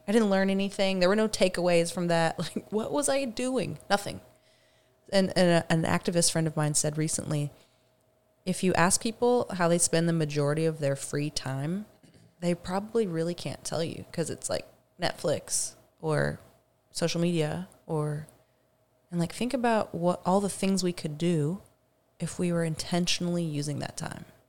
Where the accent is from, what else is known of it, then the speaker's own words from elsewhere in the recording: Dickson, Tennessee, United States; moved away; I grew up outside of Nashville, about twenty minutes outside of Nashville in a very small, pretty poor town called Dixon